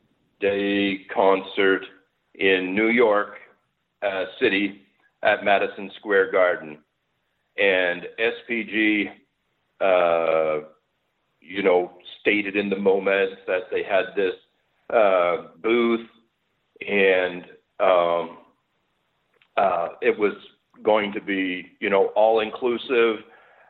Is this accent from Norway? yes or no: no; Montreal, Quebec, Canada; now in Stouffville, Canada; I grew up in Montreal